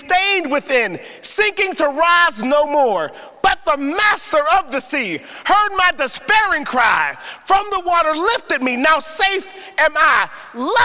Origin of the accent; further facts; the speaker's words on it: Pittsburgh, Pennsylvania, United States; I was born and raised in Pittsburgh and not in the best of neighborhoods